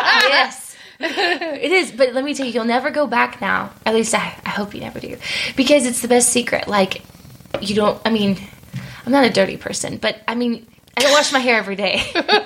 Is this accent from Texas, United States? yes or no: yes; San Antonio, Texas, United States; moved away as an adult; also born or lived in Dallas, Texas / Plano, Texas; now in Nashville, United States; I'm from San Antonio.